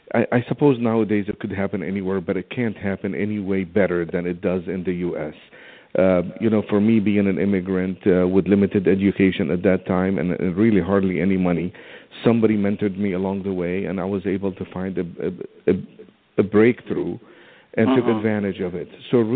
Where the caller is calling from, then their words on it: Elk Grove, California, United States; I am calling from Sacramento, actually El Grove, just about 10 miles south of Sacramento, California.